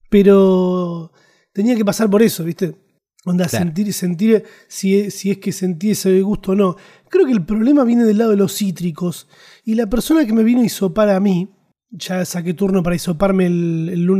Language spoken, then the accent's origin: Spanish; Argentina; eso digo que somos argentinos, ¿viste? Nos gustan los chistes.